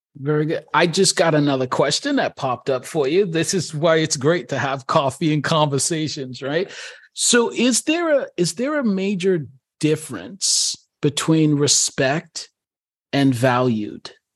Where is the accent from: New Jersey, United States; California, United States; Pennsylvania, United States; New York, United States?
New York, United States; I'm a New Yorker